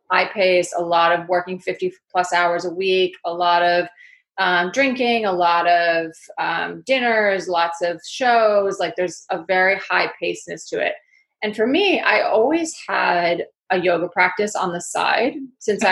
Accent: Connecticut, United States; accent: New York; also born or lived in Manhattan, New York; now in London, United Kingdom; I grew up in the northeast of the states. I grew up in Connecticut, which is a, leafy uh, countryside state, and then also Manhattan.

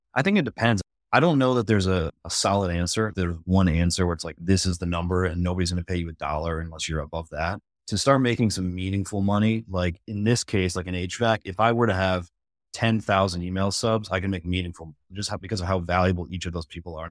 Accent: Michigan, United States; now in Charlotte, United States; I was born in Michigan, came down, I'm in Charlotte, North Carolina now, and so I've been here for, this August would be sixteen years

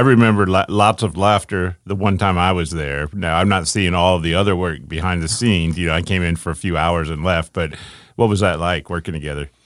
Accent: Ohio, United States; I grew up in Ohio

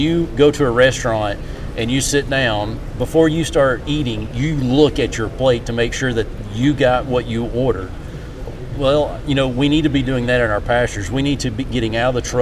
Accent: Texas, United States; moved away as an adult; also born or lived in Mississippi; now in West Virginia, United States; I was born and raised in Texas, so I'm a Texas native on a cattle operation

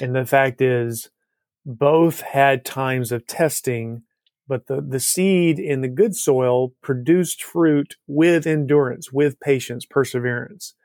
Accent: Alabama, United States; Growing up in Alabama

